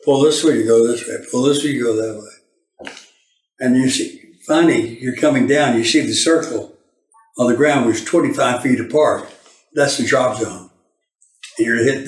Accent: Baytown, Texas, United States; we're both from Harris County, Texas. That's Houston and Goose Creek

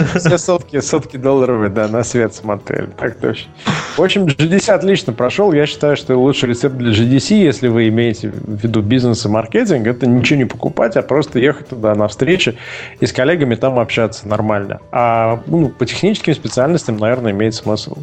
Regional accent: Russia; Я из России

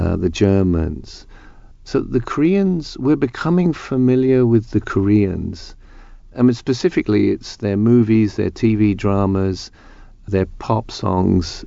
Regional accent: United Kingdom; I'm speaking as a British person

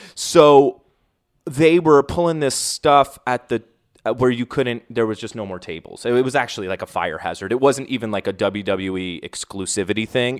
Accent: United States; I'm from New York

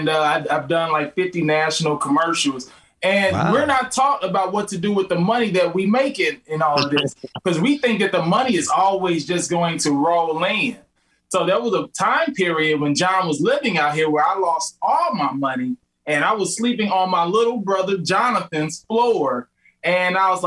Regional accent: Midwest, United States; We're just from the Midwest

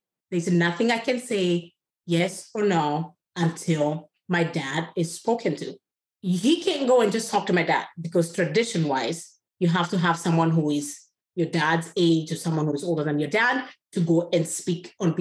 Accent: Kenya; first language Kikuyu; English is a second language; moved away; Kikuyu, is my tribal language. English is my third language. So we have Kikuyu, Swahili, and then you have English

